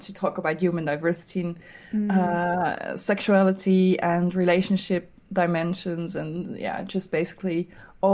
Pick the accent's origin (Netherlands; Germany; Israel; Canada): Netherlands; Amsterdam, North Holland; I'm an illustrator from Amsterdam, the Netherlands